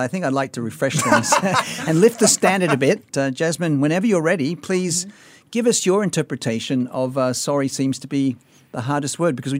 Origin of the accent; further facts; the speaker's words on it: Sydney, New South Wales, Australia; moved away; my hometown of Sydney, Australia